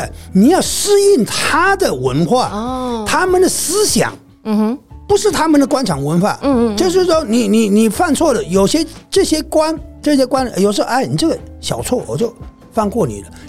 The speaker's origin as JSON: {"language": "Chinese", "country": "Taiwan", "said": "就算我台湾人的生活习惯的去那边，肯定不习惯。"}